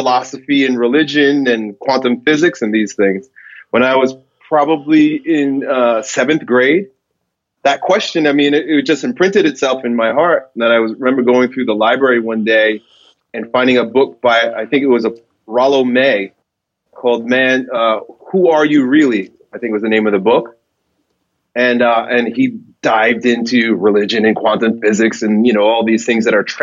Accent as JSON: {"language": "English", "area": "Long Island", "region": "New York", "country": "United States", "tie": "born or raised there", "said": "I grew up in Long Island, a suburb of New York City"}